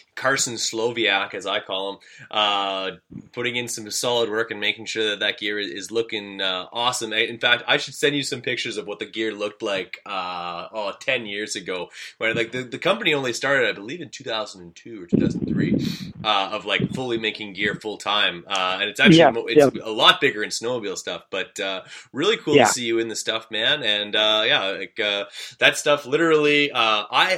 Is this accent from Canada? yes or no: yes; Manitoba, Canada; Friendly Manitobans.